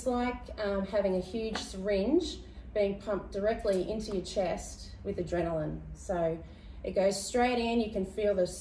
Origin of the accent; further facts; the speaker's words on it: Bribie Island, Queensland, Australia; I grew up on Bribie